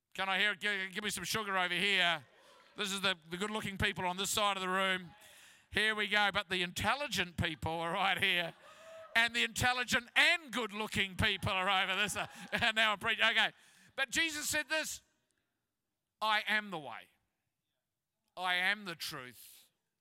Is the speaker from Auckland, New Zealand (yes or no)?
no; Christchurch, Canterbury, New Zealand; moved away; I'm from Christchurch